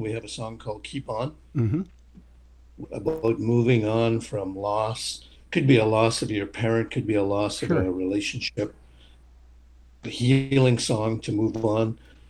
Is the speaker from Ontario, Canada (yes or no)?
yes; Moose Factory, Ontario, Canada; I'm from Moose Factory. I'm a Cree Indian from up here. I grew up on the island.